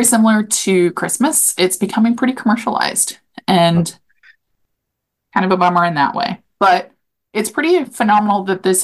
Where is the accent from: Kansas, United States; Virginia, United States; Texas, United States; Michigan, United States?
Kansas, United States; Topeka; I grew up in Topeka in the Potwin area